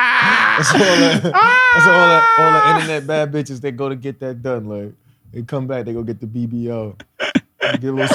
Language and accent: English; New York City, New York, United States; also born or lived in Bronx; I'm from Harlem